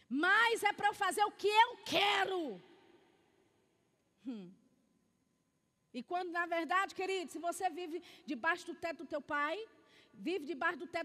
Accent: Belo Horizonte, Minas Gerais, Brazil; E nós tínhamos esse hábito lá em BH, eu sou de BH, da gente subir o monte para orar.

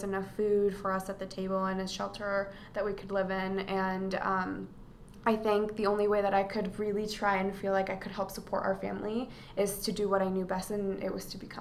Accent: Des Moines, Iowa, United States; also born or lived in Atlacomulco, Mexico; when we first moved to the U.S., we grew up in the Des Moines area

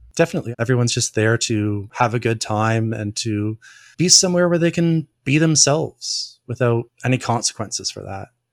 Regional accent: Ontario, Canada; I'm from Ontario.

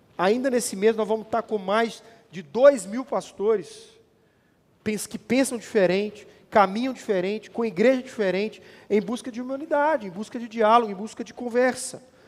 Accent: Brazil

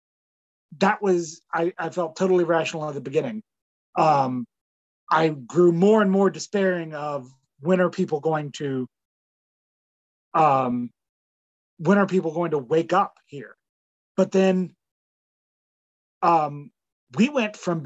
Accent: Canada

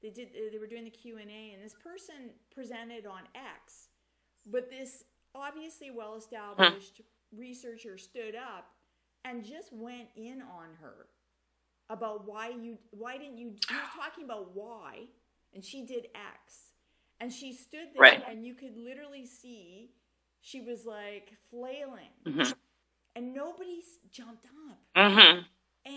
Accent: Canada; Me being a Canadian

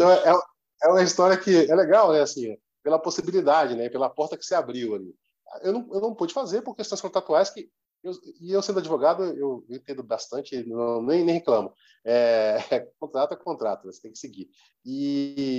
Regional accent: Brazil; aqui no Brasil

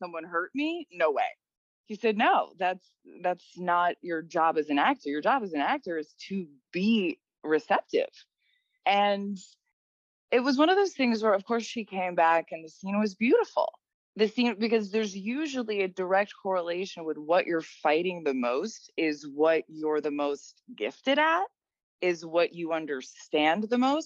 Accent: New York, United States; we're from New York

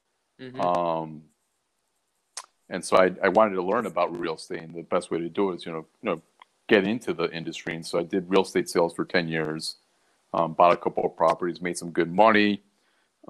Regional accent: Baltimore, Maryland, United States; moved away as an adult; also born or lived in Washington, D.C.; I was born in Baltimore, grew up there

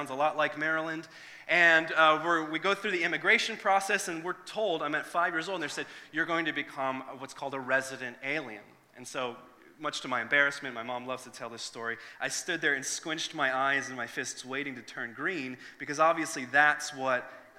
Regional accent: Northern Ireland, United Kingdom; moved away; originally I'm from Northern Ireland

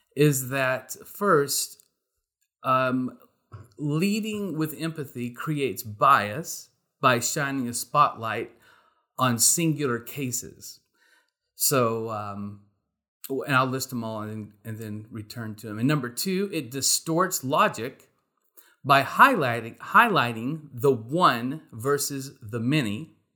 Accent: Texas, United States; I am a Texan

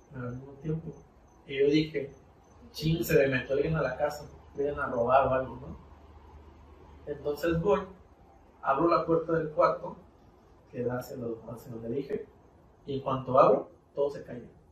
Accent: Mexico; como buen mexicano

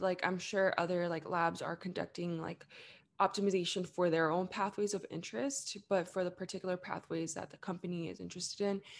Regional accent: Los Angeles, California, United States; also born or lived in Orange County; I was born and raised in the Greater Los Angeles area, so actually, I was born in East L

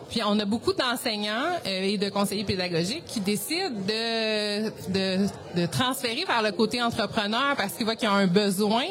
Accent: Sherbrooke, Quebec, Canada; je viens de Sherbrooke

